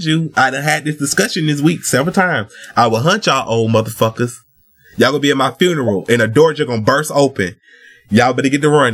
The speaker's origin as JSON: {"language": "English", "country": "United States", "tie": "born or raised there", "said": "I was born in America, so I don't have it"}